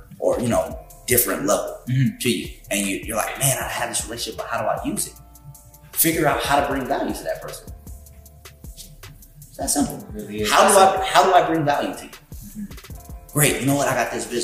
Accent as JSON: {"language": "English", "region": "California", "country": "United States", "tie": "born or raised there", "said": "I'm from Pequannock, California. Okay. Born and raised."}